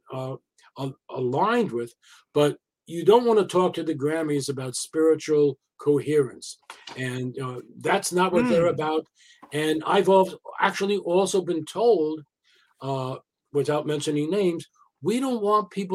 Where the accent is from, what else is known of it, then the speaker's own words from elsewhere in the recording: New York, United States; I come from New York